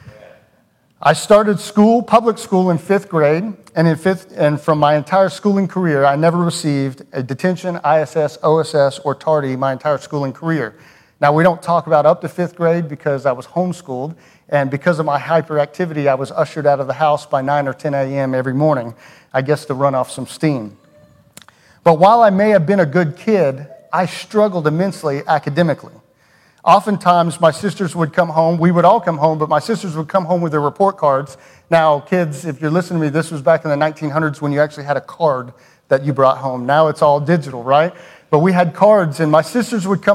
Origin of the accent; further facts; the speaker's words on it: Cumming, Georgia, United States; moved away; I grew up in Cumming, Georgia. If you're familiar with Cumming, it's a little north of Atlanta